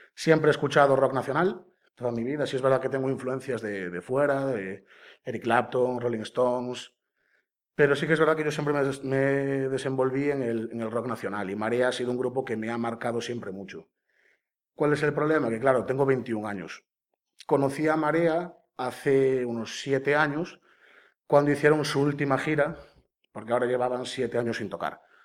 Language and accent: Spanish; Caldas de Reis, Galicia, Spain; de Caldas de Reis, eh, nací allí, viví allí toda mi vida